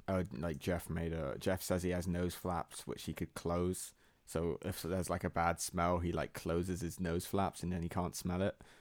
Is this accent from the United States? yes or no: no; England, United Kingdom; we're English and not Am-, American.